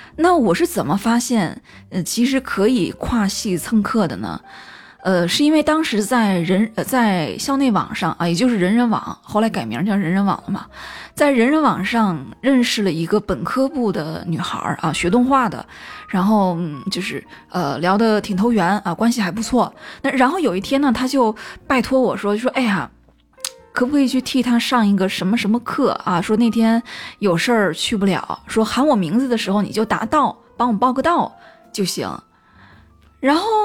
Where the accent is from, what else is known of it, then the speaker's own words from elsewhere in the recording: Qingdao, Shandong, China; accent: Qingdao dialect; 用我们青岛话来说就是过一路